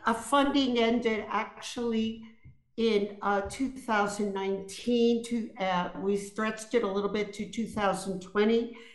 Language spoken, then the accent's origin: English; New York City, New York, United States; I grew up in Brooklyn, New York, in a very rough, rough neighborhood called East New York.